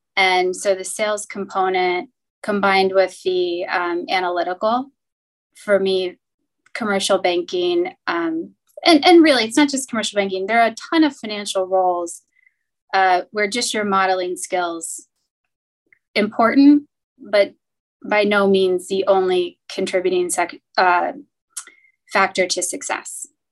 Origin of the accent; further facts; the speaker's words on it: Cincinnati, Ohio, United States; I grew up in Cincinnati, and so I was local ish to campus